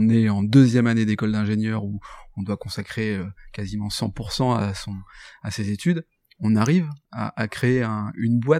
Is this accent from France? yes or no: yes; Paris, Île-de-France, France; moved away; Alors c'est moi le parisien de l'histoire.